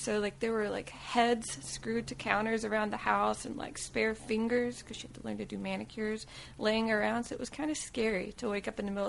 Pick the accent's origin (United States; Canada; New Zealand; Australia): United States; Vidalia, Georgia; moved away; also born or lived in Waycross, Georgia; I was born, I think, in Waycross, but I grew up in Vidalia, Georgia, which is the sweet onion city.